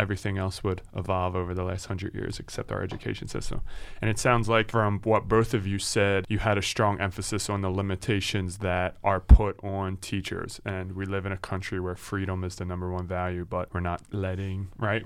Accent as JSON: {"language": "English", "town": "Philadelphia", "region": "Pennsylvania", "country": "United States", "tie": "born or raised there", "said": "we're coming from Philly and living here our whole lives"}